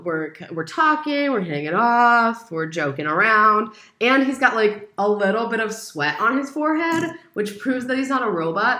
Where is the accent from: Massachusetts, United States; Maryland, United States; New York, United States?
Maryland, United States; Baltimore; moved away as an adult; now in France; I'm from the States. And he's like, well, where? And I was like, you know, I usually say around Washington, D.C. area